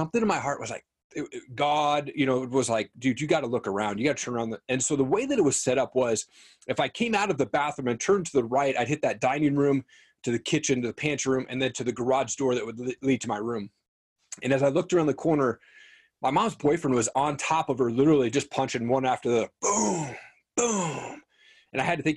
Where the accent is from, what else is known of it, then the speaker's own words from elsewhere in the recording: Eastern Washington, United States; moved away; I grew up in Eastern Washington